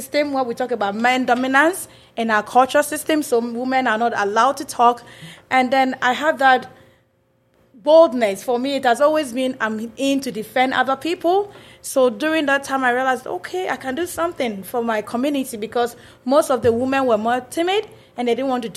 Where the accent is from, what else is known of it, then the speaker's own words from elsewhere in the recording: Ghana; moved away as an adult; now in Grand Forks, United States; I'm a Ghanaian. So, I've been in Grand Forks for 7 years